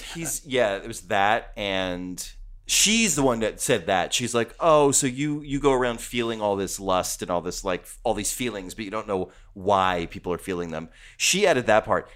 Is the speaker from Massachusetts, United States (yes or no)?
no; New Jersey, United States; I'm from New Jersey.